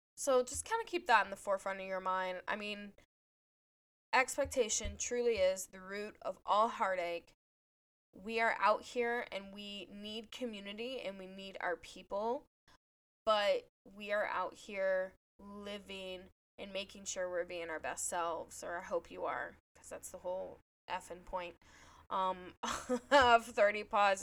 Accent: on the Indiana state line, Ohio, United States; moved away; I'm actually originally from Ohio, but I grew up on the Indiana state line

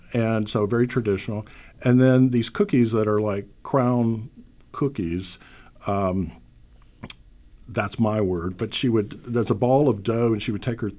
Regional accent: Louisiana, United States; moved away; which is what I grew up with on Easter. Um, down south in Louisiana

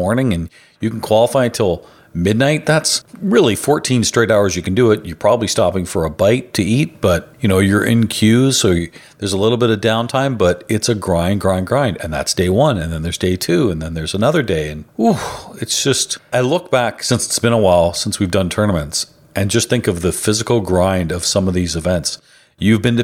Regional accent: Canada; I can't vote. I'm Canadian

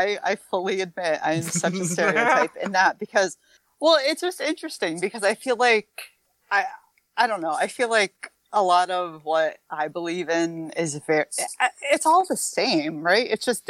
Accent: near the Connecticut border, western Massachusetts, United States; born or raised there

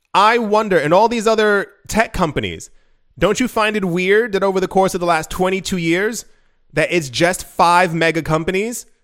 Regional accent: United States; I'm from the States

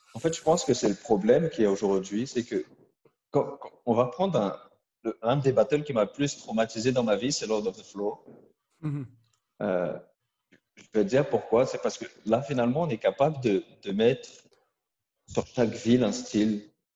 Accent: Créteil, Île-de-France, France; on vient de Créteil

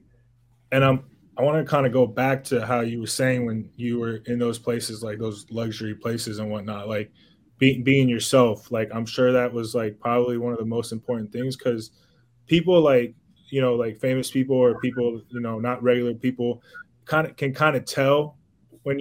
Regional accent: South Florida, United States; also born or lived in Cuba; I was born in Cuba, raised in South Florida

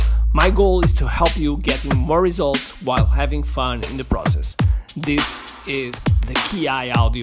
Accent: Portugal; I'm from Portugal, and I consider myself as a world citizen.

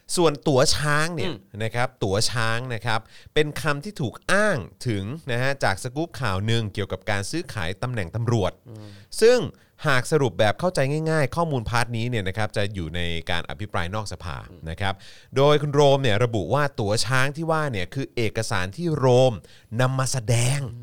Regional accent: Nakhon Ratchasima, Thailand; ผมเป็นคนโคราช

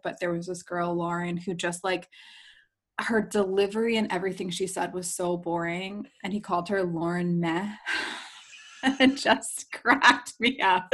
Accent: New Jersey, United States; I grew up in New Jersey. I grew up on the shore, the real shore, not MTV's Jersey Shore.

